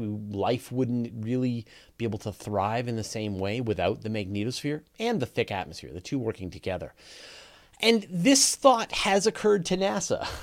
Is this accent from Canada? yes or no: yes; Canada; accent: Canadian; I just have a Canadian accent.